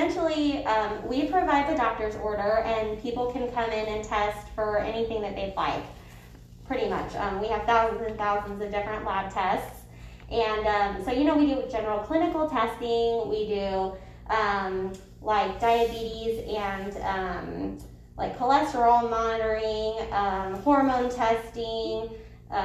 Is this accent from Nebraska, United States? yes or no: yes; Nebraska, United States; moved away as an adult; also born or lived in Lincoln, Nebraska; now in Wichita, United States; I was actually born and raised in Nebraska, so just north of here